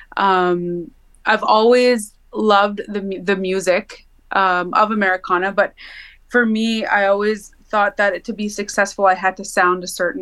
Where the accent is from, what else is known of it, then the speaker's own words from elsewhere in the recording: Mosakahiken Cree Nation, Manitoba, Canada; I'm Cree from Missipaistic Cree Nation